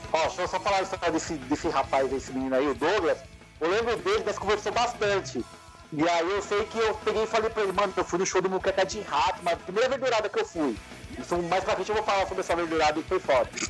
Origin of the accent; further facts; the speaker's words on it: São Paulo, Brazil; na minha quebrada aqui no Itaim